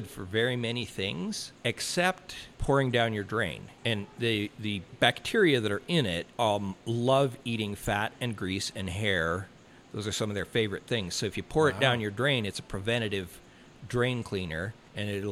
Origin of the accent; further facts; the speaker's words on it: Canada; moved away; I'm Canadian